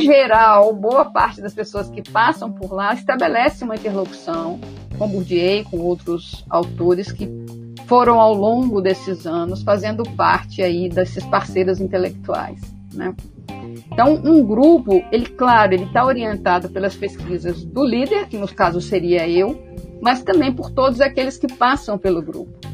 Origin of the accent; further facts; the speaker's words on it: Minas Gerais, Brazil; also born or lived in Rio de Janeiro; now in Salvador, Brazil; Mineira, mineira